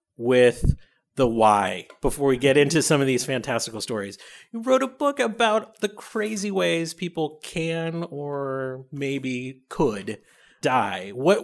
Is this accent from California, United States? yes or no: no; Buffalo, New York, United States; So I'm from Buffalo, New York